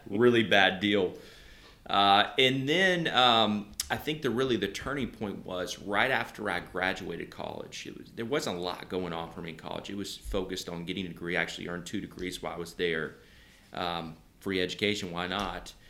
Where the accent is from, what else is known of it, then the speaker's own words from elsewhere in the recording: Nashville, Tennessee, United States; I, I grew up in Nashville